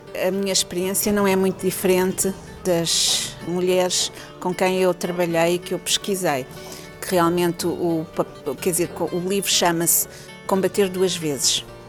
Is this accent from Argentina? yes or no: no; Portugal; also born or lived in Angola / Leuven, Belgium; now in Salvador, Brazil; eu sou portuguesa